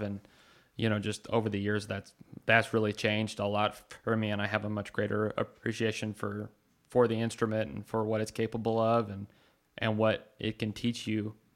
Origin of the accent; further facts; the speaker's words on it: Carlsbad, New Mexico, United States; moved away; we're all from Carlsbad, uh, New Mexico, and we don't live there now